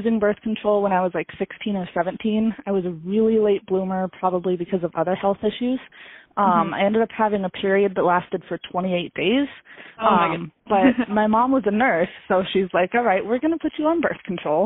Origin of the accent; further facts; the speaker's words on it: Lewistown, Montana, United States; also born or lived in Bozeman, Montana; I'm from Lewistown, Montana. It's a city of less than 6,000 people